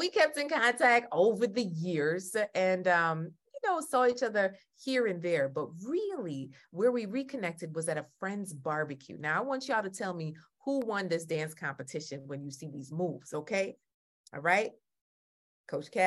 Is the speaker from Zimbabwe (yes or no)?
no; Jamaica; I'm Jamaican